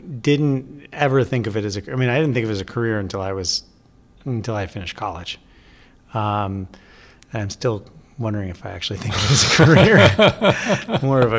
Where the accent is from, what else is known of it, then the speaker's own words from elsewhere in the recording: Vermont, United States; now in New York, United States; I grew up in Vermont